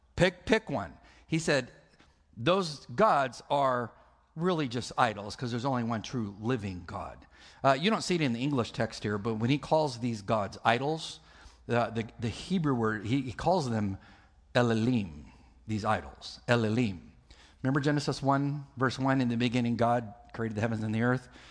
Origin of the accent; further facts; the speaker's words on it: California, United States; I'm from California.